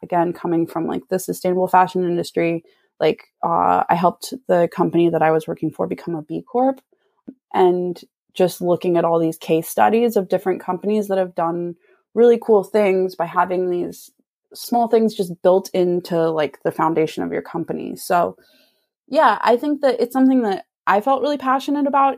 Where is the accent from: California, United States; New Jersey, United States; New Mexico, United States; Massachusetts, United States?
California, United States; Santa Cruz; moved away as an adult; now in Sacramento, United States; I'm from Santa Cruz and I moved a few years ago to Sacramento